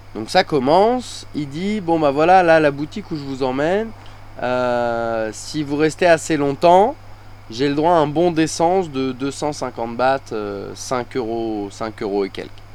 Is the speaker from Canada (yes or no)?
no; France; now in Thailand